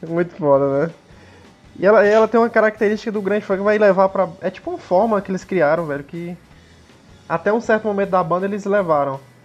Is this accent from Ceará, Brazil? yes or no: yes; Fortaleza, Ceará, Brazil; a gente é de Fortaleza